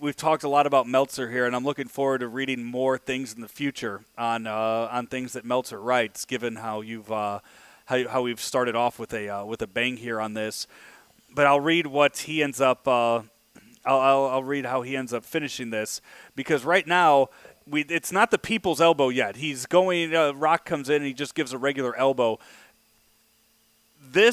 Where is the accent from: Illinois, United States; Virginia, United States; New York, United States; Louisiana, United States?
Illinois, United States; Belleville; That's where I'm from. I'm from Belleville. That's an hour away from here.